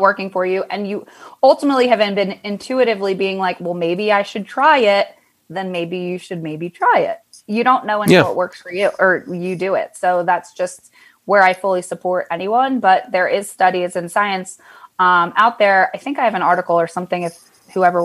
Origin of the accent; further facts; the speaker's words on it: Pennsylvania, United States; I was actually born and raised in Pennsylvania